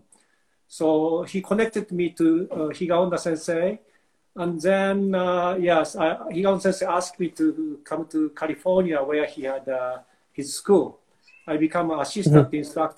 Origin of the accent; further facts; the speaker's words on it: Japan; English is a second language; moved away as an adult; now in Burlington, Canada; When I was children, growing up in Japan